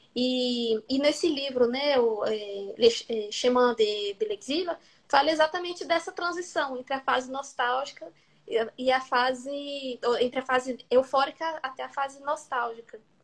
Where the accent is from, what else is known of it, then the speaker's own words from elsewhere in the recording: Brazil; first language Portuguese; moved away as an adult; now in France; no Brasil, na minha língua materna